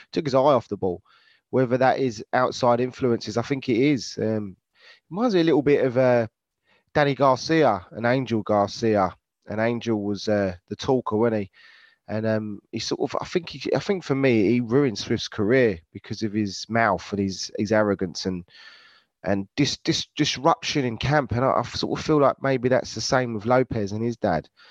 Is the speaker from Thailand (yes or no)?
no; United Kingdom; we're British